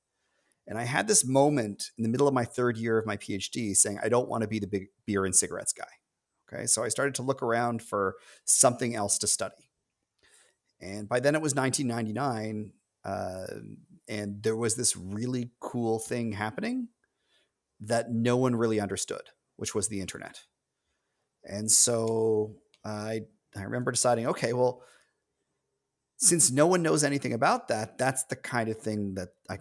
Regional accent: Toronto, Ontario, Canada; also born or lived in Chicago; I grew up in Toronto.

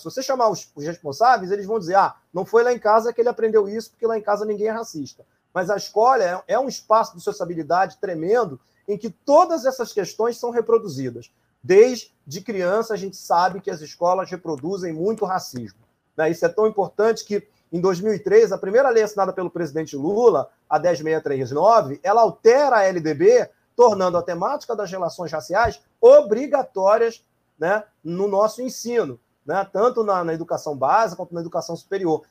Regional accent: Brazil; como brasileiro

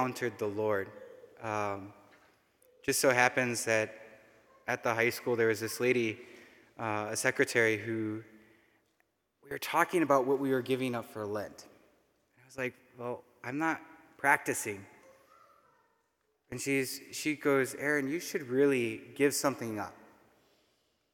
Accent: Roscoe, Illinois, United States; I grew up in Roscoe, Illinois, so just north of here, not too far

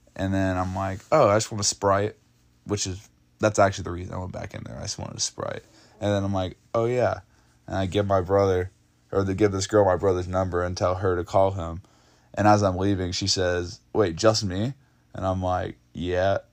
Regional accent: Dawsonville, Georgia, United States; born or raised there

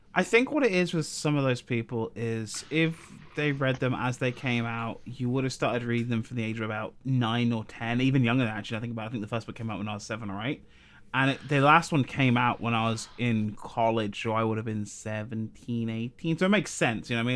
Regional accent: South of England, United Kingdom; moved away; I'm not from Liverpool. I'm from the south of England

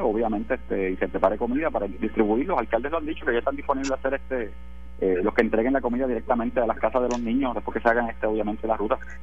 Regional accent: Puerto Rico; hoy somos hermanos todos puertorriqueños

